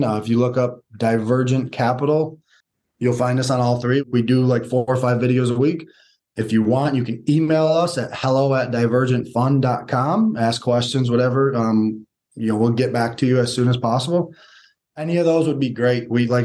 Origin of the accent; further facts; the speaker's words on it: Detroit, Michigan, United States; we're from Michigan, Metro Detroit